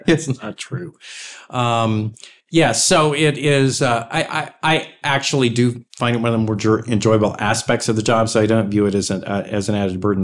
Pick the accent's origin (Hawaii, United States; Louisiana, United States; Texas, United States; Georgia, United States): Texas, United States; I'm from Texas